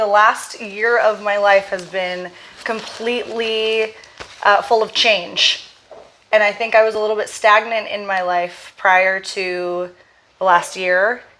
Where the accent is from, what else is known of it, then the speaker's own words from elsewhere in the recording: Portland, Oregon, United States; moved away as an adult; So I'm from Portland, Oregon, born and raised. And I was there until I moved here. I never really left Oregon other than college, but I don't really count that because I went to Corvallis and it's about an hour and a half south of Portland.